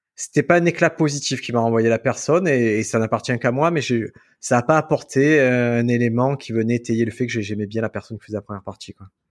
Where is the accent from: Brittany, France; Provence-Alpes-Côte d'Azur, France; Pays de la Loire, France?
Provence-Alpes-Côte d'Azur, France; Marseille; quand j'étais petit, à Marseille, tu as des rues typiques où tu as plusieurs kebabs